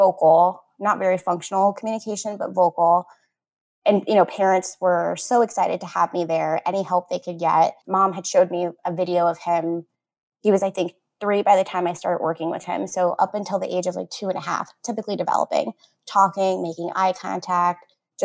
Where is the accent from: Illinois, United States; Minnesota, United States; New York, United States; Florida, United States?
Florida, United States; I'm from Florida and I'm local here.